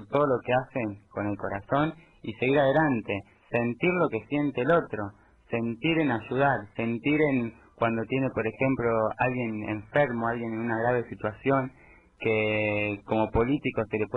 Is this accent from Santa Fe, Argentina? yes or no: no; Baradero, Buenos Aires Province, Argentina; yo nací en Varadero